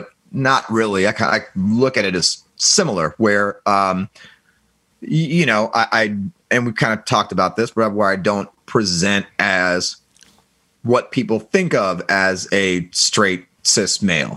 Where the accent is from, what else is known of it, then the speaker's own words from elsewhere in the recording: Germany; I was born in West Germany during the Cold War